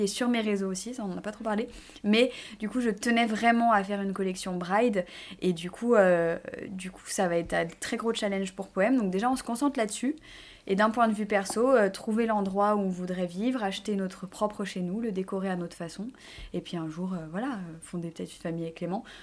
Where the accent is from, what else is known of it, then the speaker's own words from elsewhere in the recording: Burgundy, Bourgogne-Franche-Comté, France; moved away as an adult; also born or lived in Nancy; Donc je viens de Bourgogne